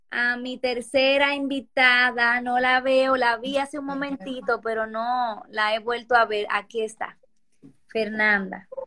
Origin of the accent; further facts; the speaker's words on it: Lima, Peru; Yo soy de Lima, Perú.